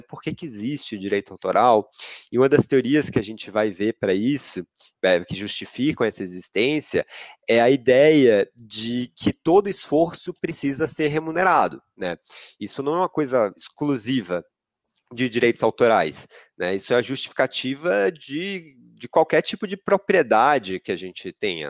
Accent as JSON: {"language": "Portuguese", "town": "Salvador", "region": "Bahia", "country": "Brazil", "moved": "yes", "lives_now": "São Paulo, Brazil", "said": "eu sou de Salvador, sou baiano, eu estou com bastante saudade da minha terra"}